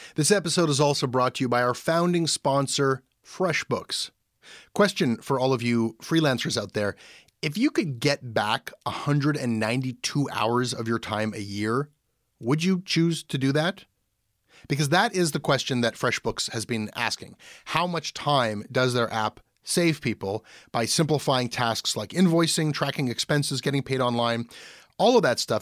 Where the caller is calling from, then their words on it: Montreal, Quebec, Canada; I'm calling from Montreal and I work in marketing.